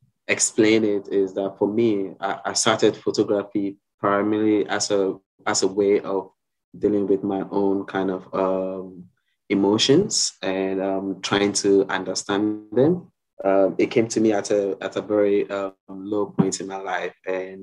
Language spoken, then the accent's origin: English; Ghana; now in Sydney, Australia; I'm originally from Ghana in West Africa, and I'm a photographer and creative director based here in Sydney.